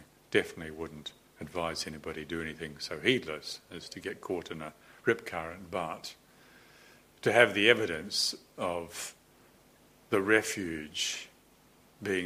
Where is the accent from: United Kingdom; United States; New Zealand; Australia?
New Zealand; moved away; growing up in New Zealand